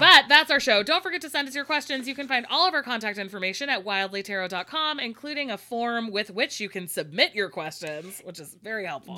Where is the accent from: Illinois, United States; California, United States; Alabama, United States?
California, United States; I'm a Californian